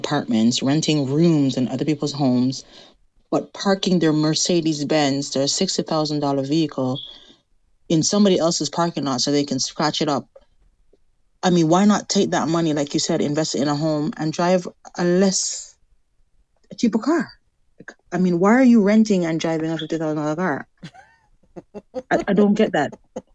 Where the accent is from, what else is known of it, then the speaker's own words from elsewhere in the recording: Jamaica; moved away; I'm Jamaican